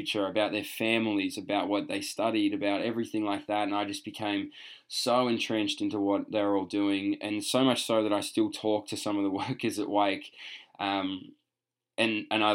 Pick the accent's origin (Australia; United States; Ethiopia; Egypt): Australia; moved away